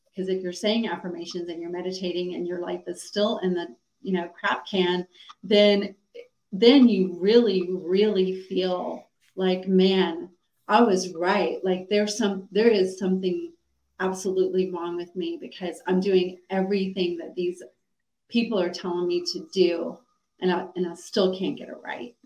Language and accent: English; Atlanta, Georgia, United States; I grew up in Atlanta, Georgia